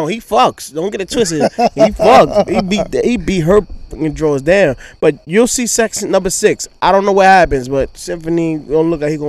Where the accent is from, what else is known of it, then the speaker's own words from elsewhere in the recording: New York City, New York, United States; Like, I grew up in Queens